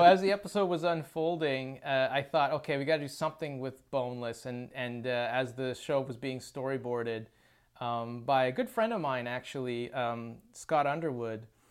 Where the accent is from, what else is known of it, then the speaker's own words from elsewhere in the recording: Chilliwack, British Columbia, Canada; That's that's my hometown. It's where I was born and raised